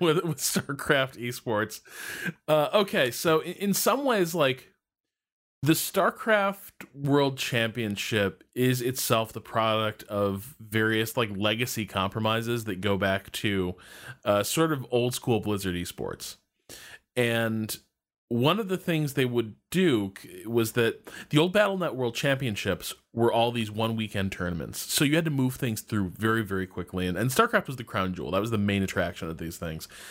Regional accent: United States; being an American

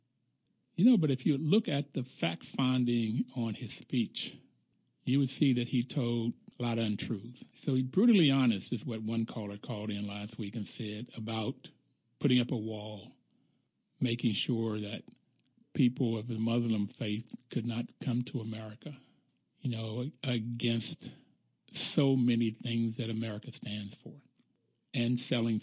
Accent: Bluefield, West Virginia, United States; moved away; I grew up middle class in the black community in Bluefield, West Virginia

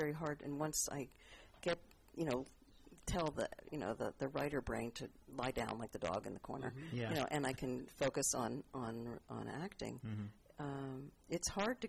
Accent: East Coast, United States; I mean, I grew up on the East Coast

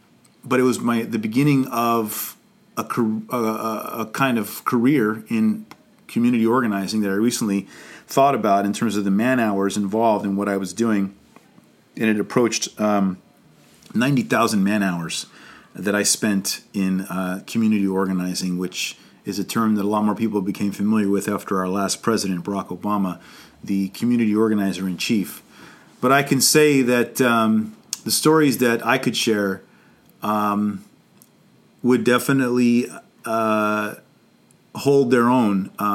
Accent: Los Angeles, California, United States; I am from Los Angeles

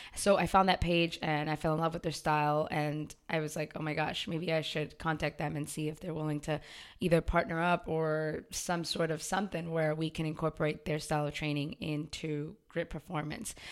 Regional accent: Waltham, Massachusetts, United States; I was born and raised in Waltham, too

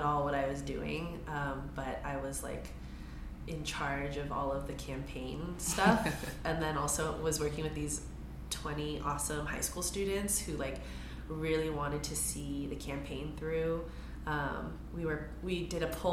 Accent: San Francisco, California, United States; growing up in San Francisco

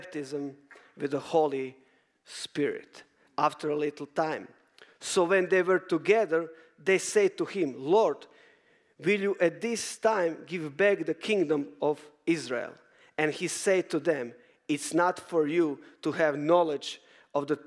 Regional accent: Croatia; I'm coming from Croatia, beautiful nation

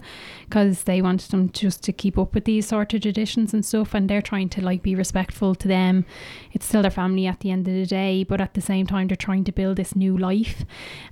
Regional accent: Shankill, Ireland; I am from Shankill. I'm the youngest of six. I was brought up, I guess, technically in a Christian home

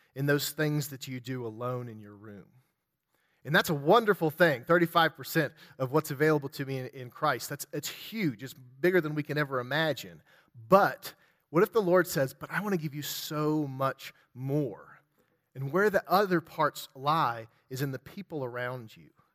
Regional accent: West Virginia, United States; I'm from West Virginia

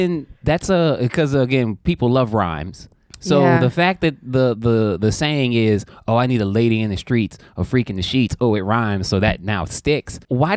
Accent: the South, United States; I'm from the South as well

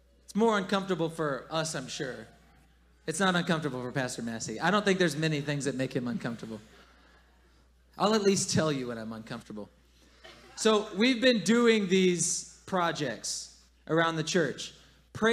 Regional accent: the South, United States; moved away as an adult; I'm still from the South. I still grew up there

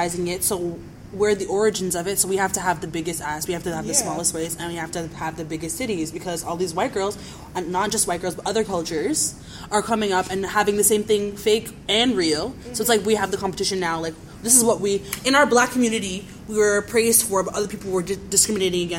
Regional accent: Canada; I'm Canadian

